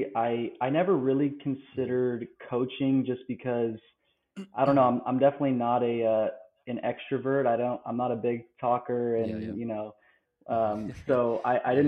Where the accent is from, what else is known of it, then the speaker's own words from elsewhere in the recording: Los Angeles, California, United States; moved away as an adult; also born or lived in Berkeley, California; now in Baton Rouge, United States; I'm from Los Angeles originally. Small town, just close to like Santa Monica area